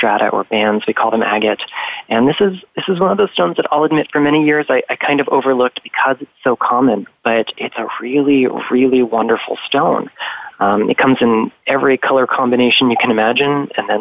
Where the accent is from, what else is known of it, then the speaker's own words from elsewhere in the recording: Florida, United States; here in Florida. My home state